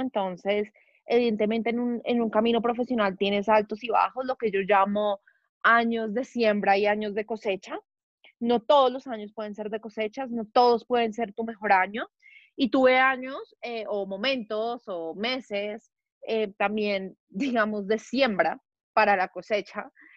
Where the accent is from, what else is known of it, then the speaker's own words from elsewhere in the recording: Bogotá, Colombia; Nací en Bogotá, soy de familia paisa, pero pues yo soy bogotana.